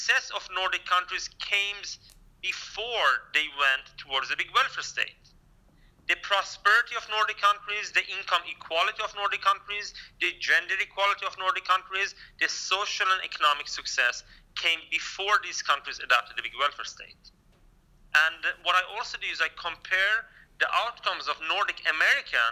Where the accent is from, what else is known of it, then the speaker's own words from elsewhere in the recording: Kurdistan, Iran; now in Sweden; I'm a Kurdish-Iranian immigrant to Sweden